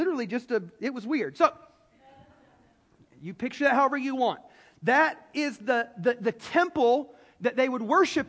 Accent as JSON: {"language": "English", "region": "the South", "country": "United States", "said": "I'm from the South"}